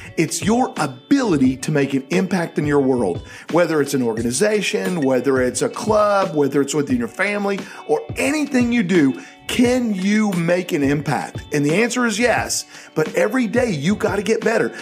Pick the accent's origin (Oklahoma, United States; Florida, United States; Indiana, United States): Oklahoma, United States; Tulsa; I was from Tulsa, Oklahoma.